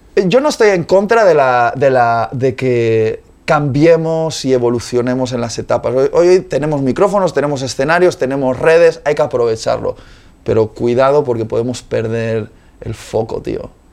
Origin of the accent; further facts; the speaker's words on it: Spain; Yo soy español también